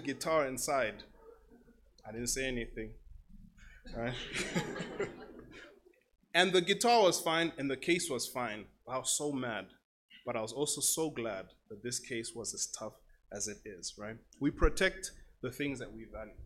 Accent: Namibia; I'm from Namibia.

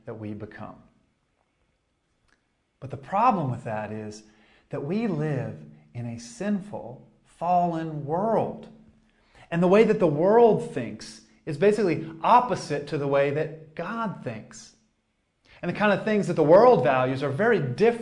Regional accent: Boston, Massachusetts, United States; moved away; I'm originally from the Boston area in the States, and I grew up watching American football

